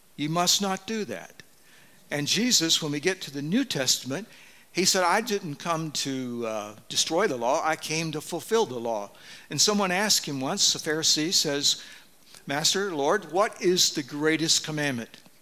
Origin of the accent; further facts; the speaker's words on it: Deep South, United States; moved away; I grew up in the Deep South